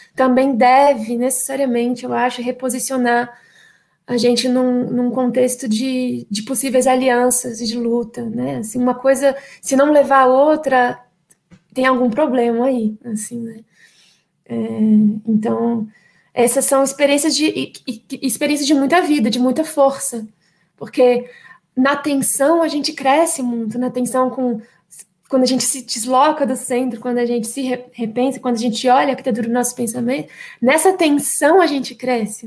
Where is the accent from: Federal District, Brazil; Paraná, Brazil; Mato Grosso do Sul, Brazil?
Federal District, Brazil; Brasília; eu sou brasiliense, infelizmente nascida e criada aqui